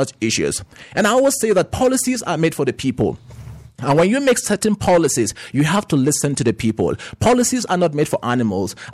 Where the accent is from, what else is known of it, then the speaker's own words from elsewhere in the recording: Jos North, Plateau, Nigeria; I'm from Just North local government